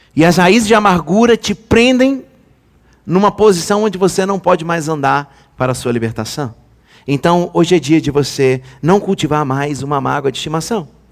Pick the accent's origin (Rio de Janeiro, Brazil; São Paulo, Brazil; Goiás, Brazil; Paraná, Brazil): Rio de Janeiro, Brazil; Eu nasci em 1981. Há tempo atrás. Tempo pra caramba. Nasci no Rio de Janeiro